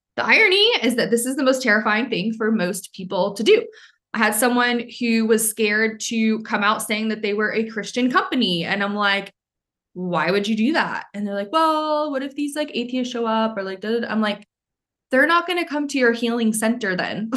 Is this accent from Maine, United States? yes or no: yes; Maine, United States; moved away; I'm from Maine, so a lot of people wouldn't get the jokes.